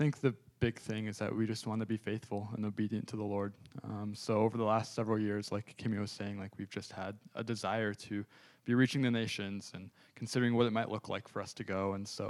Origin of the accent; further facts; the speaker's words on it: Evansville, Wisconsin, United States; also born or lived in Duluth, Minnesota; This is my wife, Kimmy. I'm from Evansville, Wisconsin, so I've been going here for a while.